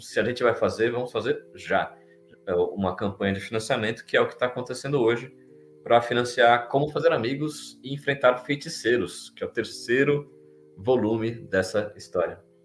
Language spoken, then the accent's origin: Portuguese; São Paulo, Brazil; eu sou de São Paulo